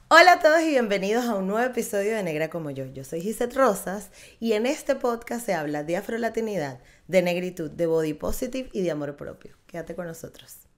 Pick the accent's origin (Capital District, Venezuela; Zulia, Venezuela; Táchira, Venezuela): Capital District, Venezuela; Caracas; las dos somos caraqueñas